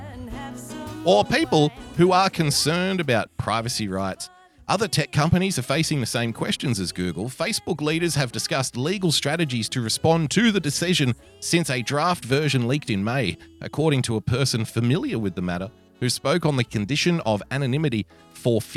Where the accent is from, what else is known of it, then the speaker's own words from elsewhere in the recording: Sydney, New South Wales, Australia; Sydney Town, sweet old Sydney Town, jewel of the South Pacific, ladies and gentlemen. My hometown